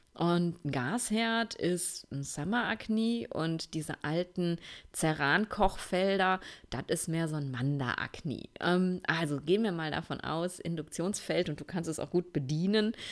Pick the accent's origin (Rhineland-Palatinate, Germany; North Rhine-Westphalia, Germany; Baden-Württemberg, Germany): North Rhine-Westphalia, Germany; Essen; moved away; ich bin gerade in einer Wohnung in meiner Heimatstadt in Essen